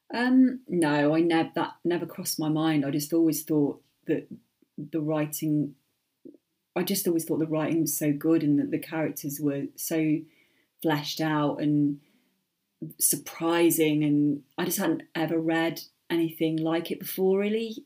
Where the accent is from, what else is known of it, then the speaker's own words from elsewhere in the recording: United Kingdom; being British